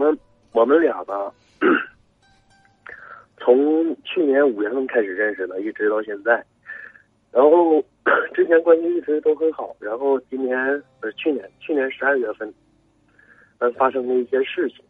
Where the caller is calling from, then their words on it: Changchun, Jilin, China; 哎，喂，你好，我其实我是长春的听众，也是就是一个你的忠实的老听众了。